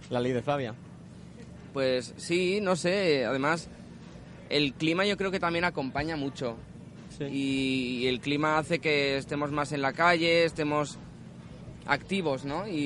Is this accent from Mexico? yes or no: no; Basque Country, Spain; Pues mira, yo que vengo de fuera, vengo de Euskadi, ha sido llegar aquí y la verdad que flipo